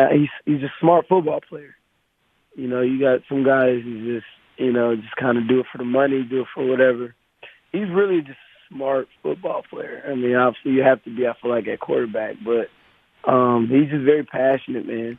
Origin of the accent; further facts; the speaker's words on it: Wisconsin, United States; I'm from Wisconsin